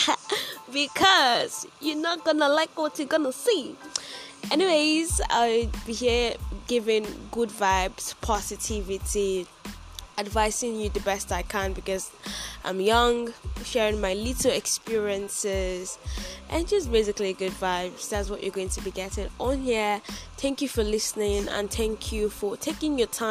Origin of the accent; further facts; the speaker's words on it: Edo, Nigeria; I am Nigerian. I am from Edo State.